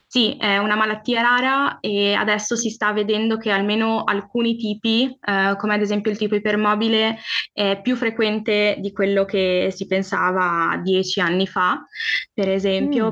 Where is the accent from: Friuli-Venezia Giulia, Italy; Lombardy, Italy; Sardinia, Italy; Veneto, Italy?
Friuli-Venezia Giulia, Italy; sono del Friuli, Venezia Giulia